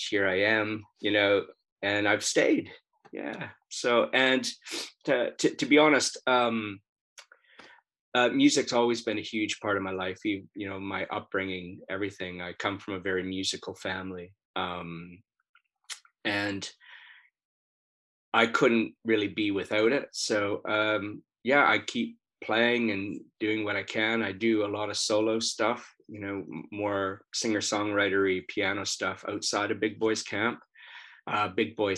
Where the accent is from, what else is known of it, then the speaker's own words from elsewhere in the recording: just north of Toronto, Ontario, Canada; moved away as an adult; now in United Kingdom; I'm from Canada, just north of Toronto is where I'm originally from.